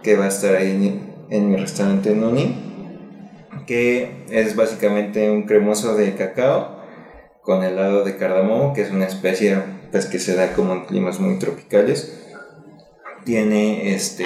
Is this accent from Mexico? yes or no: yes; Mexico City, Mexico; yo soy de aquí, de la ciudad pues, de México, y cuando era niño yo crecí en Xochimilco